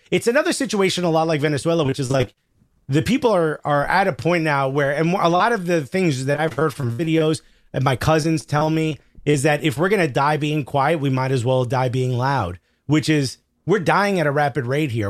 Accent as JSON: {"language": "English", "town": "Newark", "region": "New Jersey", "country": "United States", "tie": "born or raised there", "said": "I grew up in Newark, New Jersey"}